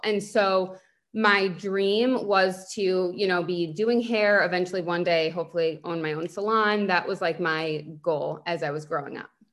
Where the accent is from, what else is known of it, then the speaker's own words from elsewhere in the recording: Northport, New York, United States; moved away as an adult; now in Boca Raton, United States; I grew up on Long Island. I'm from Northport